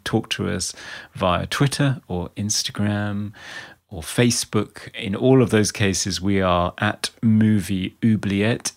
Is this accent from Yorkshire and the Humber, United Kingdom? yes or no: no; Outer Hebrides, Scotland, United Kingdom; moved away; where I grew up in the Outer Hebrides in Scotland